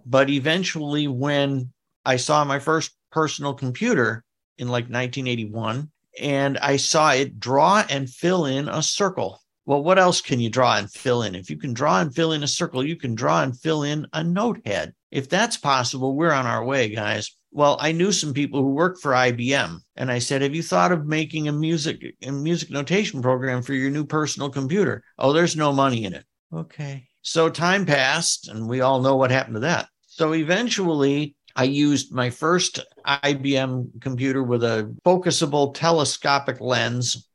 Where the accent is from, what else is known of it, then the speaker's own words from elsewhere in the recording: Detroit, Michigan, United States; my hometown baseball team, the Detroit Tigers